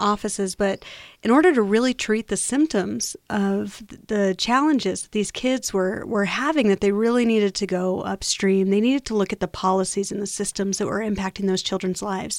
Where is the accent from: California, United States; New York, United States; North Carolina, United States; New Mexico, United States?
New Mexico, United States; I'm born and raised in New Mexico.